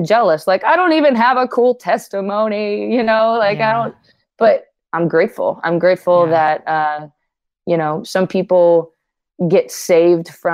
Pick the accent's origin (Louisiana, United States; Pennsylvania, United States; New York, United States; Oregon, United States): Louisiana, United States; I saw what was modeled in our church in Louisiana. I was born in Louisiana